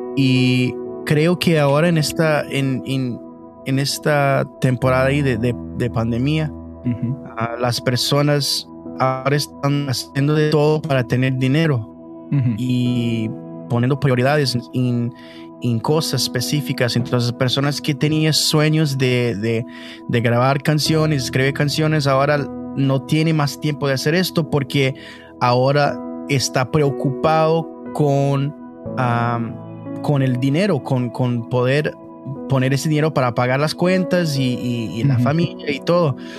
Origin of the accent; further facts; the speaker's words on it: Canada; Spanish is a second language; Tengo 26 años y nací aquí en Canadá de, familia brasileña